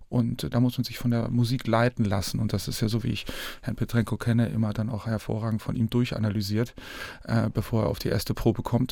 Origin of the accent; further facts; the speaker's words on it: Northern Germany, Germany; ich als Norddeutscher